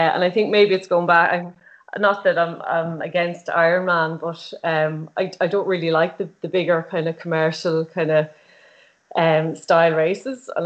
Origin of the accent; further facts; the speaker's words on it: Dundalk, County Louth, Ireland; I'm from Dundalk